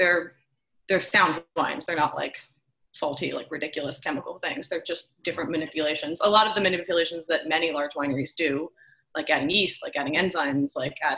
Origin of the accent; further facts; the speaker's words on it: outside of Philadelphia, Pennsylvania, United States; now in Sebastopol, United States; I'm actually from outside of Philadelphia